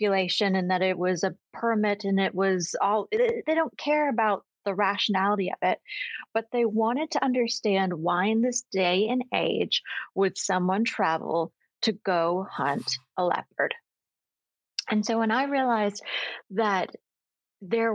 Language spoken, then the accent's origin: English; Maine, United States; now in Texas, United States; I grew up in Maine.